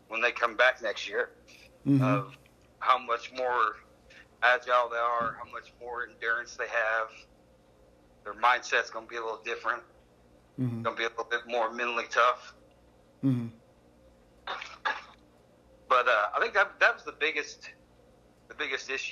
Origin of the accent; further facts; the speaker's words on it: Enid, Oklahoma, United States; I started coaching in 2006 in my hometown in Enid